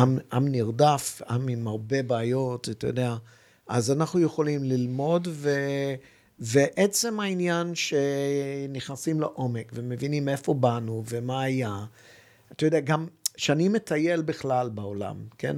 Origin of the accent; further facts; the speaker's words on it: Hong Kong; now in Israel; יליד הונג קונג, ואבי גדל בשנגחאי